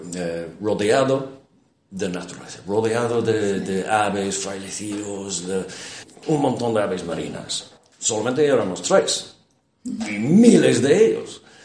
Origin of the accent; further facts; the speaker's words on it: Ireland; Spanish is a second language; en mi país, en Irlanda